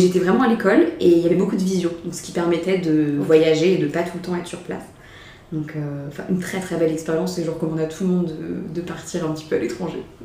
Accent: Mayenne, Pays de la Loire, France; also born or lived in Rennes / Vietnam / Paris; Je suis issue de la Mayenne

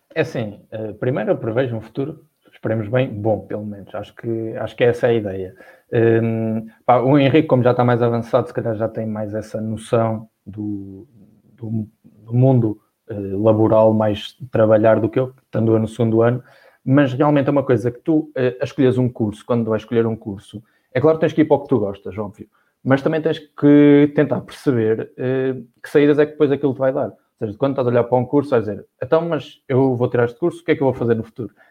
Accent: Viseu, Centro, Portugal; moved away as an adult; now in Porto, Portugal; quando saí de Viseu fui para o Porto, morar sozinho

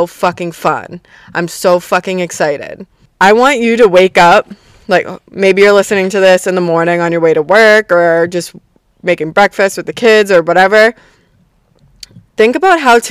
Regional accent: Boston, Massachusetts, United States; I'm from Boston

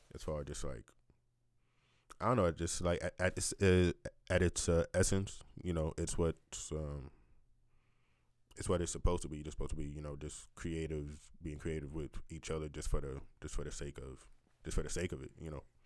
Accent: New York City, New York, United States; moved away as an adult; also born or lived in Long Island; now in Kansas City, United States; Born and raised, yeah, yeah. Born and raised in New York. Like I was born, literally born in Far Rockaway.

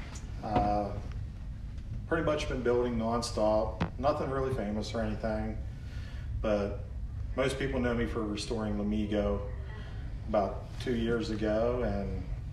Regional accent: Pennsylvania, United States; I'm from Warbazonia, Pennsylvania.

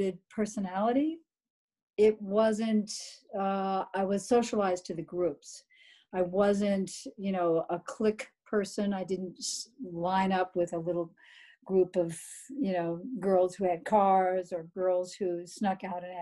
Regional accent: Sacramento, California, United States; also born or lived in Napa, California; I grew up on the West Coast in Sacramento, California, born in Napa. So I'm a Northern California girl

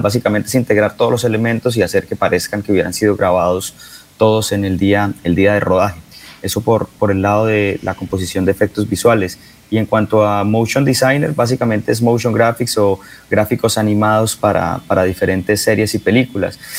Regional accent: Bucaramanga, Santander, Colombia; moved away as an adult; also born or lived in San Francisco; now in New York, United States; yo soy de Bucaramanga, yo nací en la Clínica Comuneros

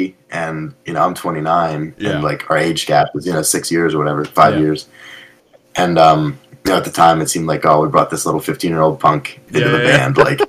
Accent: Berlin, United States; the town I grew up in Berlin

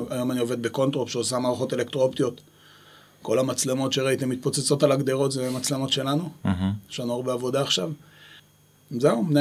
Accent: Ginot Shomron, Judea and Samaria, Israel; moved away as an adult; also born or lived in Beersheba; now in Kibbutz Alumim, Israel; אני במקור מגינות שומרון, חמש דקות מכפר סבא.

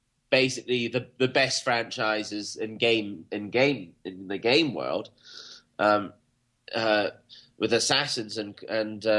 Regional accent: Scotland, United Kingdom; I was born in Scotland, and Catcher in the Rye was not part of our reading repertoire

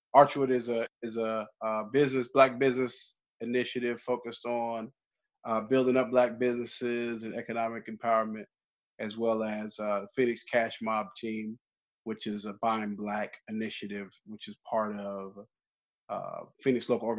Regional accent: Germany; born there; also born or lived in Alabama / Texas; I was born in Germany, military brat, grew up all over, mostly Alabama and Texas, and then I've been here 10 years.

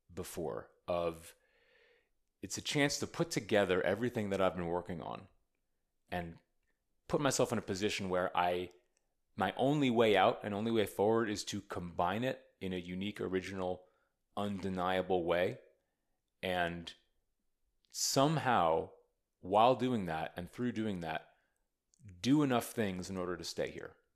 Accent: United States; now in Austin, United States; I'm an American poet. I'm an American artist.

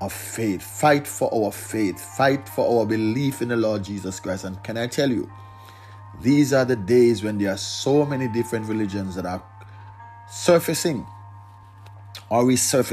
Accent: Jamaica; we celebrate what we call Emancipation Day in Jamaica. We celebrate Independence Day, when we are free from British control

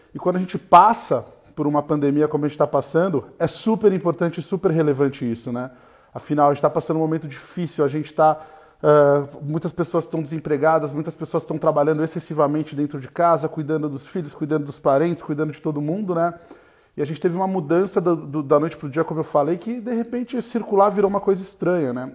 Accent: Brazil; somos brasileiros

